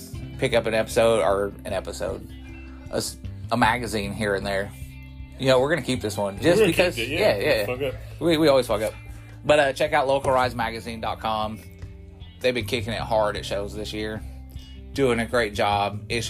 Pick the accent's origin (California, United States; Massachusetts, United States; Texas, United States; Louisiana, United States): California, United States; Long Beach; now in South Carolina, United States; I'm from Long Beach, but I've lived in that area, and it's not far from Long Beach.